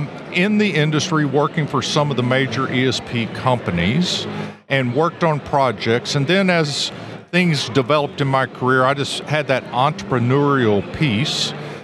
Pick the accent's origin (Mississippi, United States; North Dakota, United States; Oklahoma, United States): Oklahoma, United States; eastern; Yeah, I grew up in eastern Oklahoma